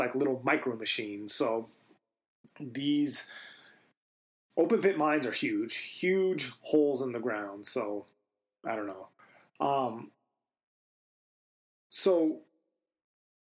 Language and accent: English; Silver City, New Mexico, United States; I grew up in Silver City, New Mexico